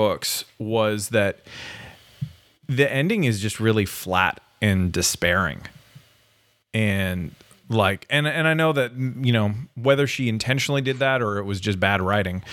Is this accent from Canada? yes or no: yes; Canada; now in United States; as a Canadian who is a permanent resident.